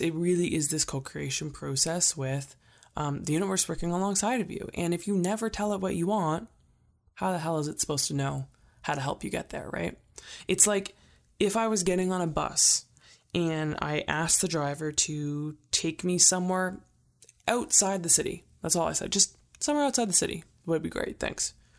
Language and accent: English; Calgary, Alberta, Canada; I live in Canada. I'm, I'm from Calgary